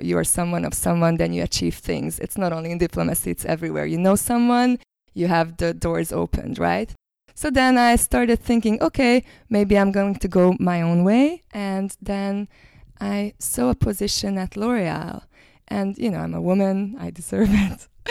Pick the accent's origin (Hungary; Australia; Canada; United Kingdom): Hungary; now in New Zealand